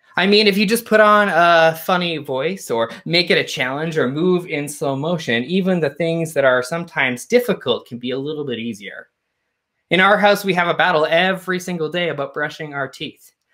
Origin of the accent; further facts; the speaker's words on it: Canada; I grew up a Unitarian in Canada